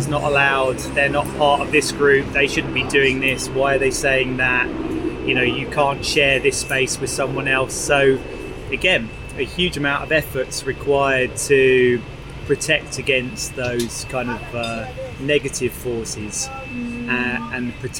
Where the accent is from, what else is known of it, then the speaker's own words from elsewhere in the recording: Lincolnshire, East Midlands, United Kingdom; now in London, United Kingdom; if I grew up in Lincolnshire